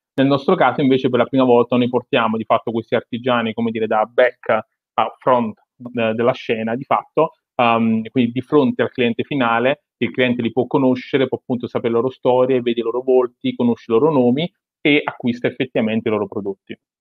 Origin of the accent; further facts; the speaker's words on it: Naples, Campania, Italy; sono napoletano, sono nato eh, e cresciuto in una bottega artigiana